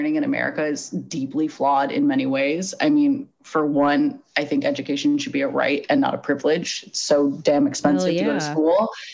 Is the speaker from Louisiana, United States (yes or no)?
no; Los Angeles, California, United States; also born or lived in Arizona; I'm white and I'm from Los Angeles. I went to a nice high school.